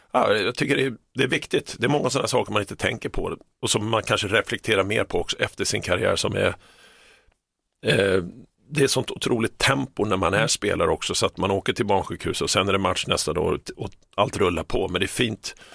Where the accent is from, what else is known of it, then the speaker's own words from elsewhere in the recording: Stockholm, Stockholm County, Sweden; moved away as an adult; also born or lived in Toronto, Canada; Stockholm där jag är uppvuxen